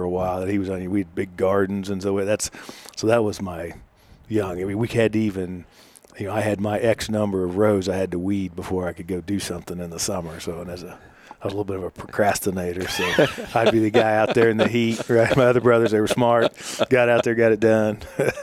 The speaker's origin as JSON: {"language": "English", "area": "Butler County, east of Wichita", "region": "Kansas", "country": "United States", "tie": "born or raised there", "said": "I grew up in the district I represent, just east of Wichita in Butler County, out on the backside of a dairy farm"}